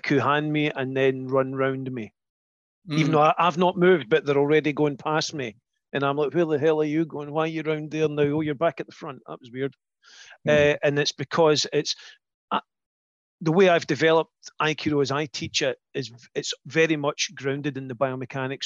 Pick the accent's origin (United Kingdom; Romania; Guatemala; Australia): United Kingdom; Scotland; we're Scottish